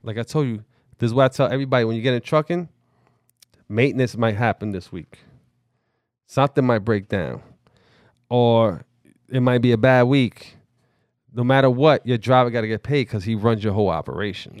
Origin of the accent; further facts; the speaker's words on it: New York City, New York, United States; I grew up in the Bronx